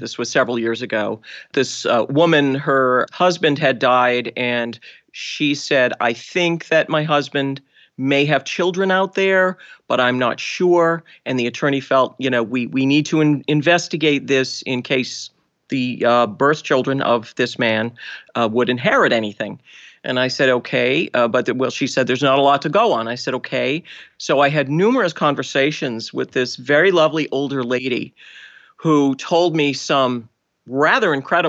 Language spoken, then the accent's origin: English; Boston, Massachusetts, United States; I am from Boston, so despite my lack of accent.